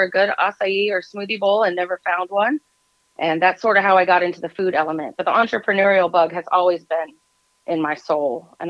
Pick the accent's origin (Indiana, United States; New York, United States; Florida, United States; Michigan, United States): Florida, United States; South; now in Tennessee, United States; when I was growing up in South Florida, we had, you know, the access to so much fresh food, tropical food.